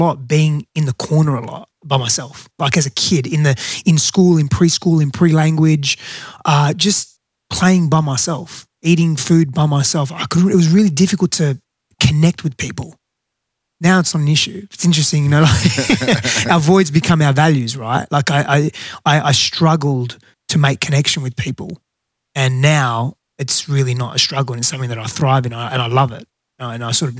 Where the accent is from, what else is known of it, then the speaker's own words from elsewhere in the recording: Western Australia, Australia; first language Greek; English is a second language; also born or lived in Greece; now in United States; I'm definitely not from Arkansas. The accent's not from the South. I grew up in Australia and hence the accent and Greece. So the first few years of my life, I was in Greece. So what happened was I was born in Australia. My dad's Greek, mum's Italian.